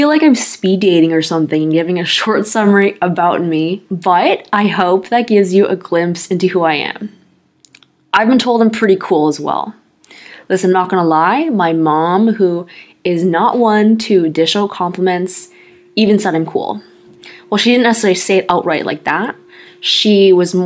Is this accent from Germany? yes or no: no; Canada; I'm Canadian